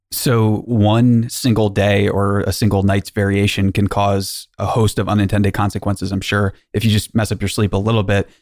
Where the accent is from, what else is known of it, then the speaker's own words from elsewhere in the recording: Maryland, United States; I'm from Maryland. My wife and I are from there.